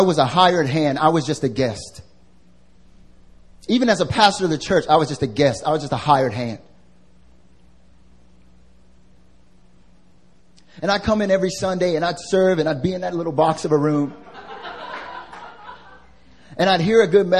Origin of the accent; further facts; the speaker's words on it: North Carolina, United States; now in Seoul, South Korea; I'm from North Carolina. I'm from the South. And back home, I don't know, at least in North Carolina where I grew up